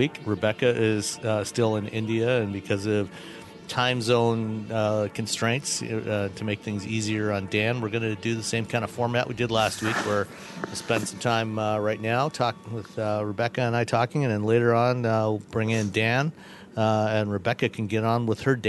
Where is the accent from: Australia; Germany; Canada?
Canada; I grew up in Canada